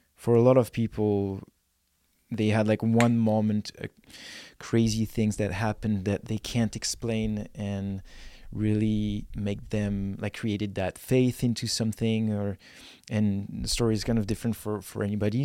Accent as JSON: {"language": "English", "country": "France", "moved": "yes", "lives_now": "Vernon, Canada", "said": "I'm from France, and I had nothing in France"}